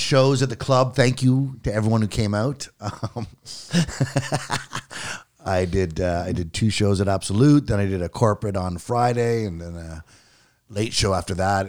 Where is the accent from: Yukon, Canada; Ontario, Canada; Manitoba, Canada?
Yukon, Canada; Clinton Creek; I was born in Clinton Creek, Yukon, which is a mining town